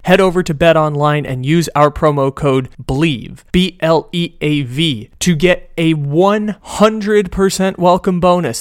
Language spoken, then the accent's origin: English; San Diego, California, United States; moved away; born and raised in San Diego, grew up with the San Diego sports curse